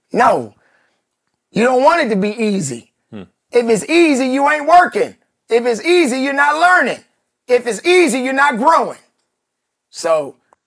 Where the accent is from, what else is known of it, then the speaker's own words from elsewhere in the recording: Chicago, Illinois, United States; I'm from Chicago